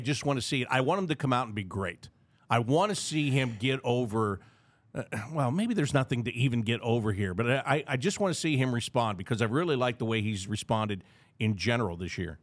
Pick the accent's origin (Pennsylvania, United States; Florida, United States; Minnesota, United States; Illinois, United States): Pennsylvania, United States; outside of Pittsburgh; moved away; growing up outside of Pittsburgh